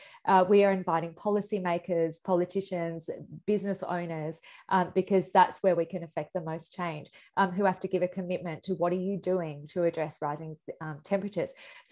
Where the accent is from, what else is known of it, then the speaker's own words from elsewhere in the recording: India; now in Australia; I'm a migrant myself. I'm an Indian Australian.